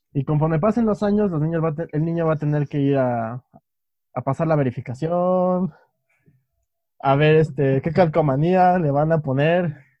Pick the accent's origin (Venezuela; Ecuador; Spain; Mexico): Mexico; somos dos chicos mexicanos que viven en un país